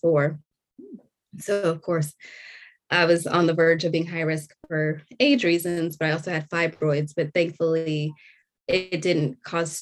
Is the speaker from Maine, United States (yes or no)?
no; Orange County, California, United States; moved away as an adult; also born or lived in Torrance, California; now in Georgia, United States; I was born in Torrance, but I primarily grew up in Orange County